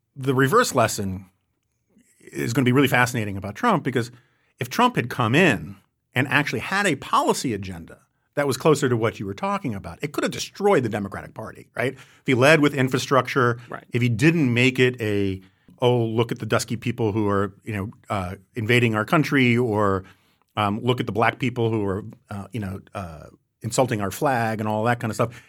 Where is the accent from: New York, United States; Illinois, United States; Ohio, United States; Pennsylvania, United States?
New York, United States; New York City; as a New Yorker